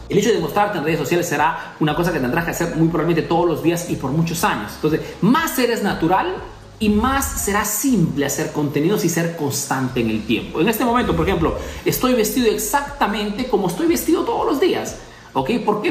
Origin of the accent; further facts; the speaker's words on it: Peru; now in Italy; soy peruano que vivo en Italia